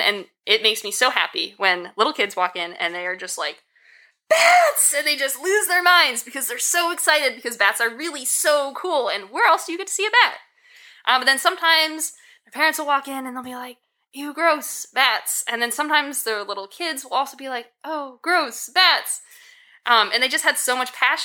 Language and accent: English; Connecticut, United States; moved away as an adult; also born or lived in Maine / Kansas; I'm originally from Connecticut